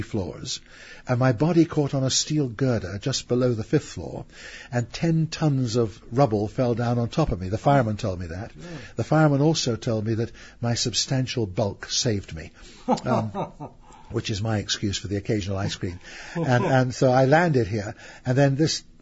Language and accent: English; England, United Kingdom; I'm an Englishman